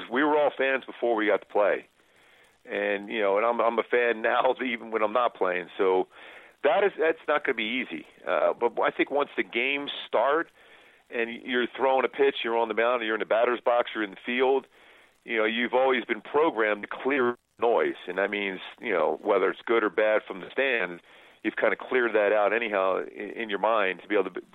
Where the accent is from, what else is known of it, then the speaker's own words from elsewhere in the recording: Philadelphia, Pennsylvania, United States; growing up in Philly